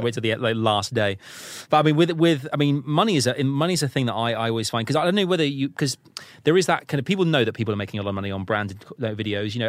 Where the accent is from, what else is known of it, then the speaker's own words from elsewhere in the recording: United Kingdom; being British